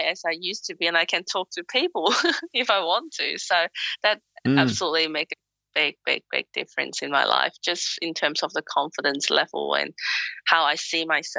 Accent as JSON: {"language": "English", "country": "Hong Kong", "lives_now": "Melbourne, Australia", "said": "they asked me where I'm from. And instead of saying Hong Kong, I tell them I'm from Melbourne, Australia."}